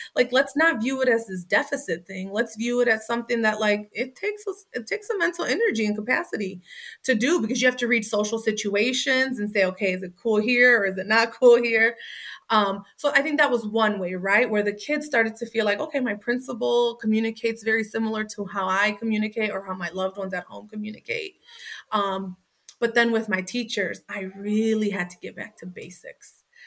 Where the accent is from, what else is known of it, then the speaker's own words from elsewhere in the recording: Waukegan, Illinois, United States; kids in my setting that I grew up in Waukegan